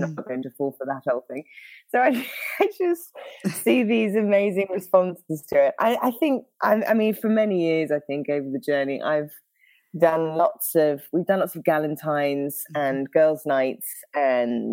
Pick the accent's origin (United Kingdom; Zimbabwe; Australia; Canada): United Kingdom; accent: British; now in Northern California, United States; I'm a pastor in Northern California, but of course the accent throws everyone off. So I'm British originally